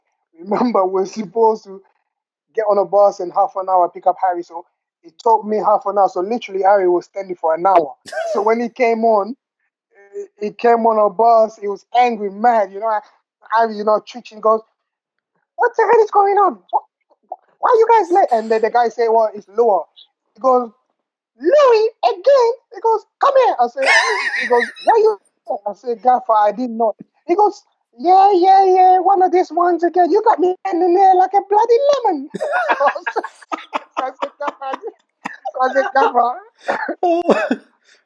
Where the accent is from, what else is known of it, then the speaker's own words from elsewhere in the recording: England, United Kingdom; When I first, obviously, I grew up here in England, and my first time to go Africa was in 2002 to play a competition.